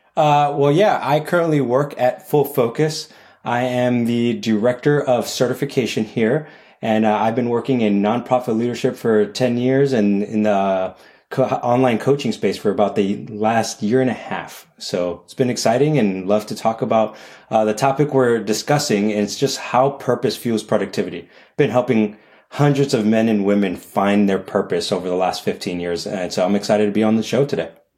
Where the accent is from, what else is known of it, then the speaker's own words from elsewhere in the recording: New York City, New York, United States; I'm born and raised in New York City